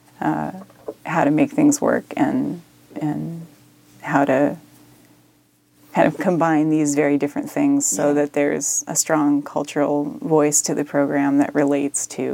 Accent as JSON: {"language": "English", "region": "Native Hawaiian", "country": "United States", "moved": "yes", "said": "we're Native Hawaiian"}